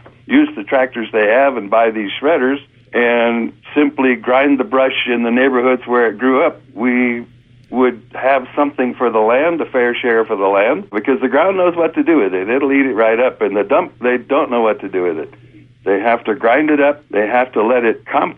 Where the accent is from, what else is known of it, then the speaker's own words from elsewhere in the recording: Santa Barbara, California, United States; also born or lived in Germany; I was born in Santa Barbara about 70 years ago and spent most of my young life in Southern California